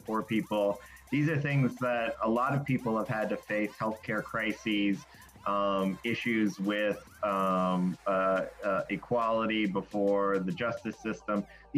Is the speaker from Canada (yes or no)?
no; Western US, United States; I grew up on Indian reservations all across the Western U.S.